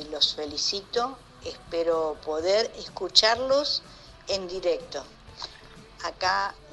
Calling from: Los Reartes, Córdoba, Argentina; eh, desde Los Reartes, Córdoba titular de ….

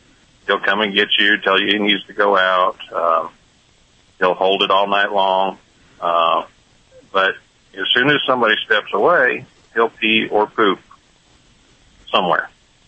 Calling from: Wichita, Kansas, United States; Right now I'm in Wichita, Kansas. I'm a truck driver out of Arkansas.

